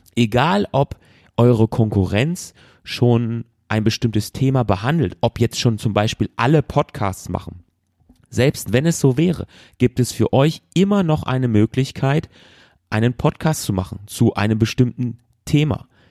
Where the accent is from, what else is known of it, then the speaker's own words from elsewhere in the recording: Germany; bei uns zu Hause in Deutschland